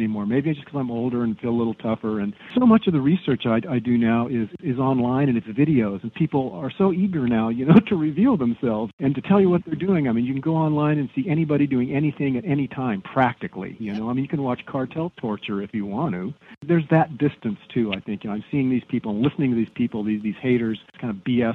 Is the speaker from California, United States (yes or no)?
yes; Southern California, United States; Growing up in Southern California